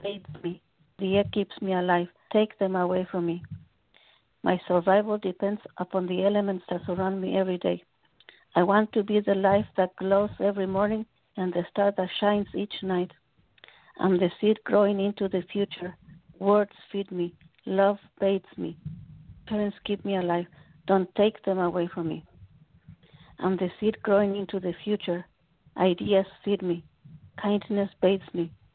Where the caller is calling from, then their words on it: Oxnard, California, United States; I'm calling from Ventura County, Oxnard, California.